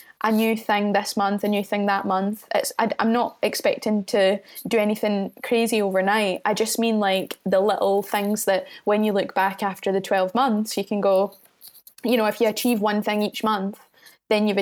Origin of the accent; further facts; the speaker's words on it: Mid Calder, Scotland, United Kingdom; moved away as an adult; now in Edinburgh, United Kingdom; I've got a gig with Fresh Sounds in my hometown of Mid Calder